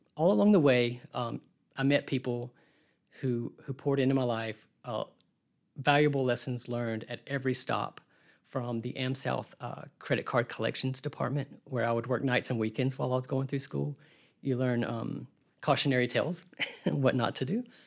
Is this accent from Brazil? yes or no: no; Birmingham, Alabama, United States; I grew up here in Birmingham